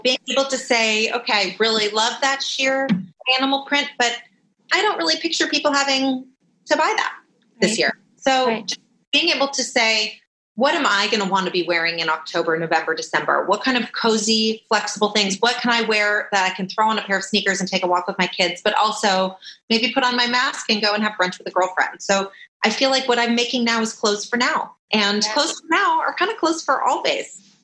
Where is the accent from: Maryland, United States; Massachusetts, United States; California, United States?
California, United States; Los Angeles; I'm from Los Angeles. My parents are here